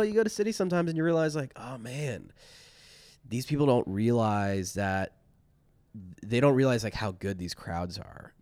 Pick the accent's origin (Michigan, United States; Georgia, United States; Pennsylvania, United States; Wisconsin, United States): Pennsylvania, United States; Chambersburg; also born or lived in Philadelphia; now in Los Angeles, United States; I really grew up in a town called Chambersburg, Pennsylvania